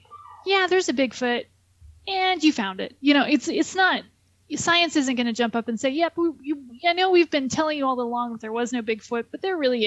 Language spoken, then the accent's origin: English; Southern California, United States; I'm from Southern California